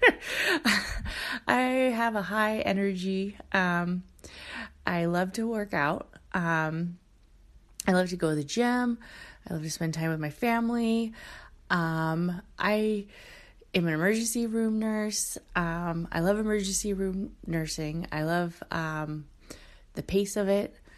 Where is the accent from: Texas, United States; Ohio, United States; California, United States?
California, United States; Oakland; I kinda grew up in, um, uh, Oakland, California